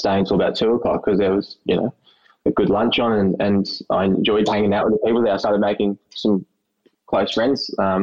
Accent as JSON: {"language": "English", "town": "Melbourne", "region": "Victoria", "country": "Australia", "tie": "born or raised there", "said": "I was born here in Melbourne at the Mercy Hospital, the old Women's Mercy Hospital"}